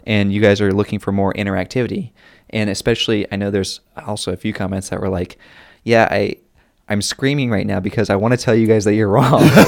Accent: North Carolina, United States; accent: Southern; my Southern accent

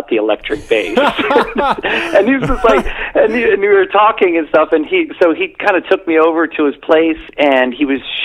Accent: Cincinnati, Ohio, United States; moved away as an adult; now in Chicago, United States; I was born and raised in Cincinnati

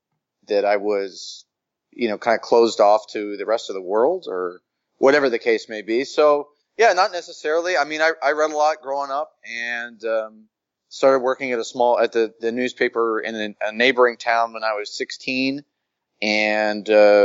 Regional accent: Tuskahoma, Oklahoma, United States; moved away as an adult; also born or lived in Boston; now in Los Angeles, United States; I grew up in Oklahoma in a small town in southeastern Oklahoma.

